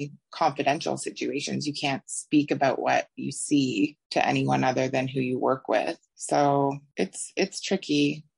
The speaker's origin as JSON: {"language": "English", "town": "Toronto", "region": "Ontario", "country": "Canada", "tie": "born or raised there", "moved": "as an adult", "lives_now": "Australia", "said": "I am originally from Canada. I grew up in Toronto and moved to Australia when I was 29"}